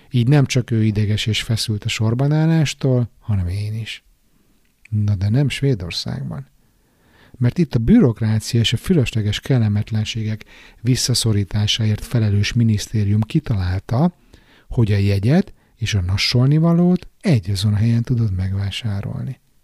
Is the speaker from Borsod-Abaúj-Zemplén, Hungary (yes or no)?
no; Budapest, Hungary; now in Stockholm, Sweden; otthon Pesten